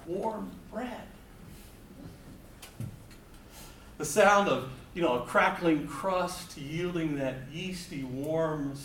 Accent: Walden, Vermont, United States; I'm from Walden, Vermont, which is up in the northeast corner of the state.

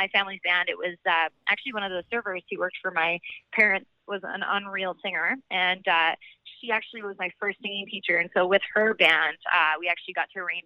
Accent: Alberta, Canada; I'm from Alberta and I have zero accent, but I get a little bit of like a Tennessean accent when I sing

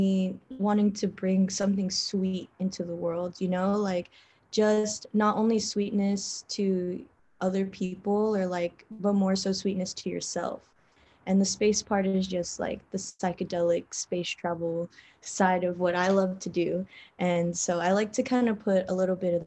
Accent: Philippines; I'm Filipino

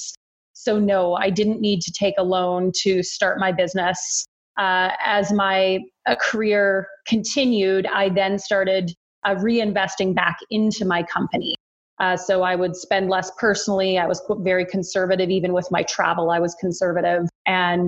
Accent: Wetaskiwin, Alberta, Canada; also born or lived in Edmonton; now in Calgary, Canada; I grew up in a small town in central rural Alberta called Wetaskiwin

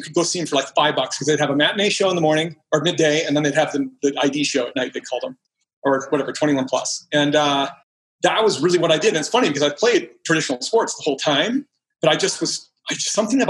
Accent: Edina, Minnesota, United States; moved away; I grew up in Minneapolis, Minnesota. Specifically, it's called Edina, Minnesota, which we are known as Cake Eaters.

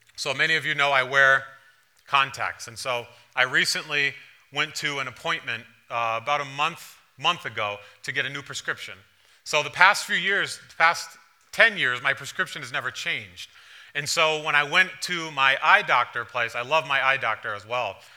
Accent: East Longmeadow, Massachusetts, United States; moved away; also born or lived in Providence, Rhode Island; growing up in East Long Meadow

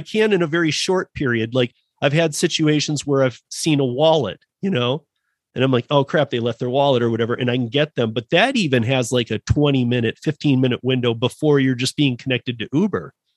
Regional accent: Michigan, United States; now in Denver, United States; I'm from Michigan, born and raised, and you know, spent a lot of time in Detroit

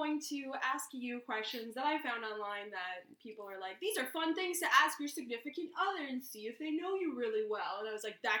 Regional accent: London, Ontario, Canada; because we're from London, Ontario.

